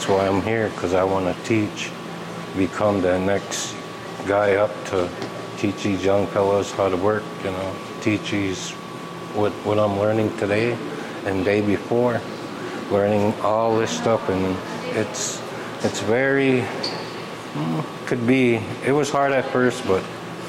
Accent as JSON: {"language": "English", "area": "Red Lake Indian Reservation", "region": "Minnesota", "country": "United States", "said": "I come from the Red Lake Indian Reservation"}